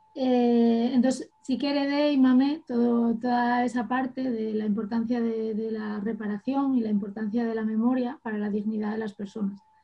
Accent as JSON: {"language": "Spanish", "town": "Llanera", "region": "Asturias", "country": "Spain", "said": "yo soy de Llanera y para mí fue muy importante poder jugar en casa"}